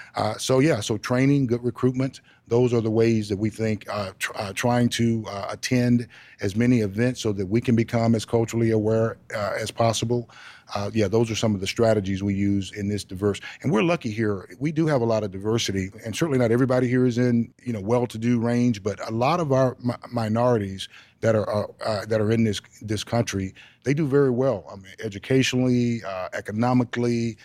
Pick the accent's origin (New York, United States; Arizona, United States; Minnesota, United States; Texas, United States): Texas, United States; I'm a Texan